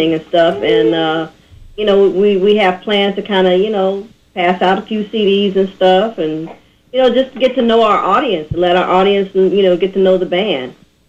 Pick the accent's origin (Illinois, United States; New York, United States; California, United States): Illinois, United States; Chicago; now in Los Angeles, United States; Actually, I'm originally from Chicago.